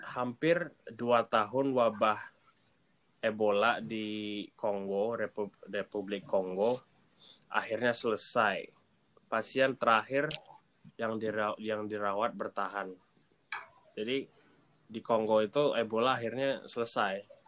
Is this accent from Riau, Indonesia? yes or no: yes; Pekanbaru, Riau, Indonesia; aku dari Pekanbaru jadi kalau kalian nggak tahu di Pekanbaru di Riau